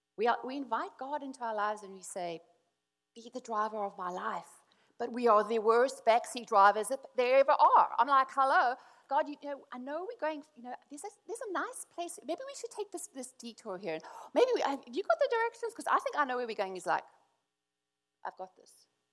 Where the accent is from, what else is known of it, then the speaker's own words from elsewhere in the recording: South Africa; because we come from South Africa, and anyone knows South Africa was like, suck it up, buttercup, stop complaining, pull yourself together, right?